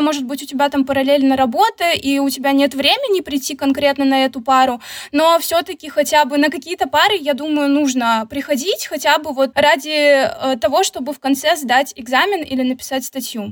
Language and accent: Russian; Khabarovsk, Khabarovsk Krai, Russia; moved away as an adult; also born or lived in Saint Petersburg / Tilburg, Netherlands; now in Georgia; Вообще я родом из Хабаровска